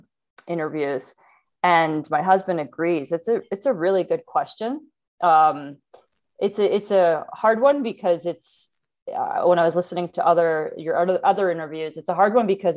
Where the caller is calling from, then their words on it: Bend, Oregon, United States; also born or lived in Atlanta; Okay, I'm calling in from Bend, Oregon. I've been living here for about 2 years. We moved from Atlanta, Georgia during the pandemic, actually.